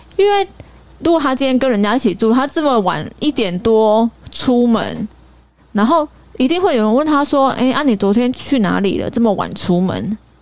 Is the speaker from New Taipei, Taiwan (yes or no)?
yes; Sanchong, New Taipei, Taiwan; 因为我从小是住在三重，在三重长大的